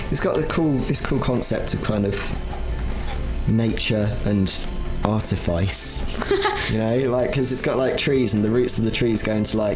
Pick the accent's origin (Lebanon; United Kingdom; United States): United Kingdom; Reading, South East England; moved away as an adult; now in Sheffield, United Kingdom; I'm not from Leicester. I'm from Reading ish.